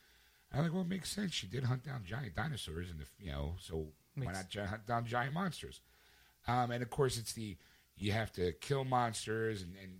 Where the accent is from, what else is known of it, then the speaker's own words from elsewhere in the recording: Philadelphia, Pennsylvania, United States; I'm from Philadelphia.